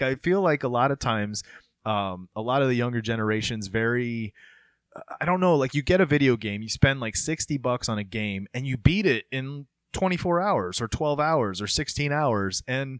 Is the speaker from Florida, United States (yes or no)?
yes; Florida, United States; when I was growing up in Florida